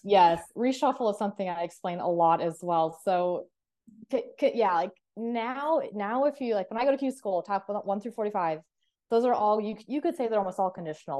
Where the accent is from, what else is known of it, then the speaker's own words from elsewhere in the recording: Clark, South Dakota, United States; moved away; I grew up in Clark, South Dakota, which is a population of twelve hundred people